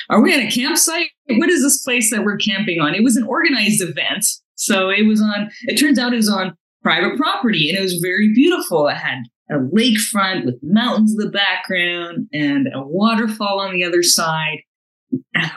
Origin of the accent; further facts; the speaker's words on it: North Vancouver, British Columbia, Canada; Born and raised in North Vancouver, I graduated from Simon Fraser University